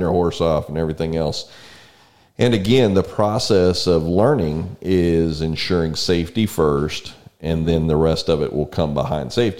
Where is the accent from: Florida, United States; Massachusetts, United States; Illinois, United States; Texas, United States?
Texas, United States; San Antonio; now in College Station, United States; We grew up in San Antonio.